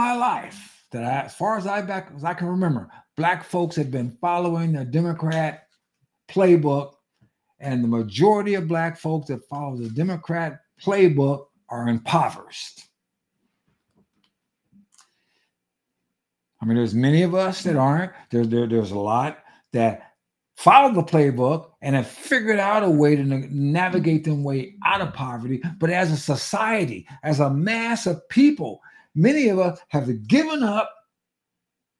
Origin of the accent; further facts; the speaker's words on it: United States; I'm American, I happen to be black